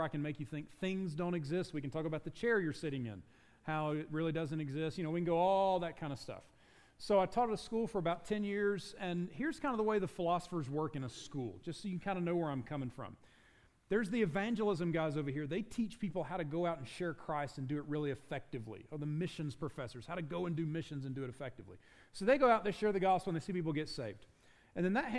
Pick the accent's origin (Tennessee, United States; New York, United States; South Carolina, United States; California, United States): South Carolina, United States; now in Utah, United States; I grew up in South Carolina, the actual Dixie